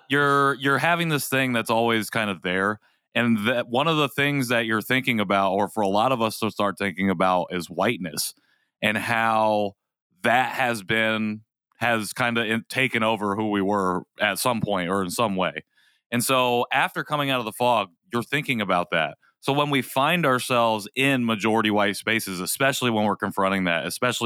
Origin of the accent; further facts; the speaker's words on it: Rensselaer, New York, United States; I try to not say, oh, I'm from Rensselaer. I'm trying to say I grew up in, or this is where I grew up.